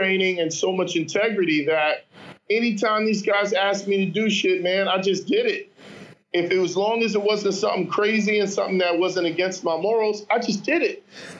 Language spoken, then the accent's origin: English; New York City, New York, United States; I'm coming from Harlem, and the only thing I got in common with these guys is that we can CrossFit.